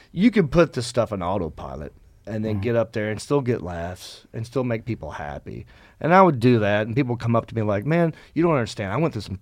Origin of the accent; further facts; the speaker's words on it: Hickory, North Carolina, United States; moved away; I shot a TV pilot in my hometown.